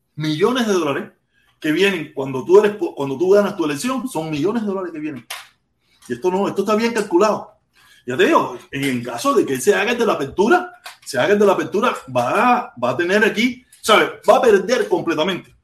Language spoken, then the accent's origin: Spanish; Cuba; moved away; yo quiero estar en mi país